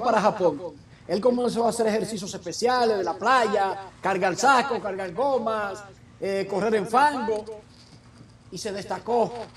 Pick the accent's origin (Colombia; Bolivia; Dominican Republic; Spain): Dominican Republic; moved away as an adult; now in United States; soy dominicano